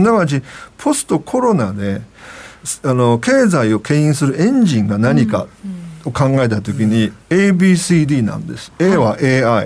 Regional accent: China; now in Japan; 僕ら中国人

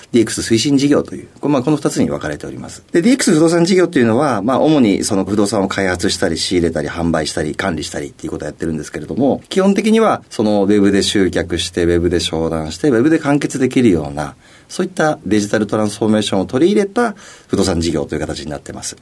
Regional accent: Kochi, Japan; 出身はですね、高知県になりますね

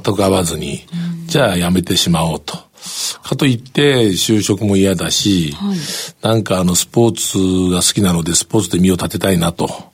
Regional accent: Kurume, Fukuoka, Japan; 僕久留米ですけど

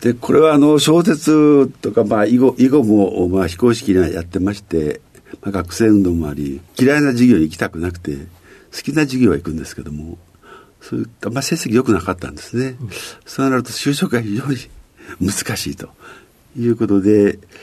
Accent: Ozu, Ehime, Japan; 愛媛県という,、はい、四国ですね、うん、愛媛県の大洲市というところに

